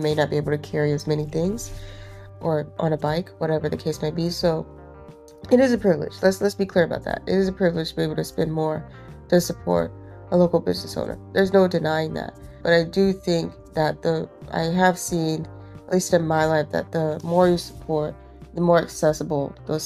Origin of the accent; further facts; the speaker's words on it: Phenix City, Alabama, United States; moved away as an adult; also born or lived in Birmingham, Alabama; now in Durham, United States; moving from Alabama, you know, I grew up in Phoenix City, went to school in Birmingham